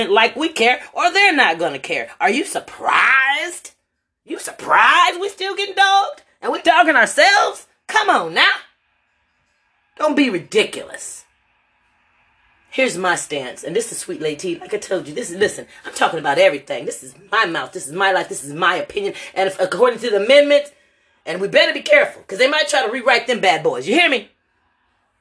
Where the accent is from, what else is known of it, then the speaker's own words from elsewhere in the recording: Lorain, Ohio, United States; moved away as an adult; now in Louisville, United States; my hometown of Lorain, Ohio